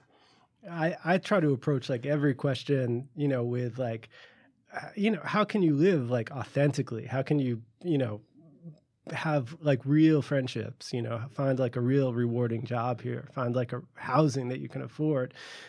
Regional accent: New York City, New York, United States

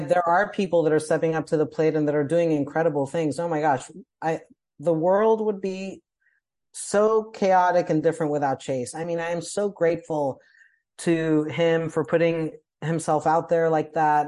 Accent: Colombia; moved away as an adult; I'm from Columbia, South America, so I went home

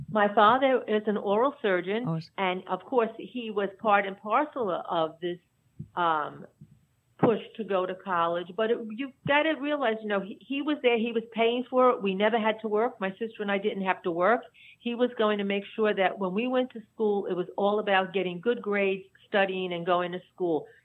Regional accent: New York City, New York, United States; mostly I was in Dyker Heights, which is really a small pocket in between Bensonhurst and and Bay Ridge.

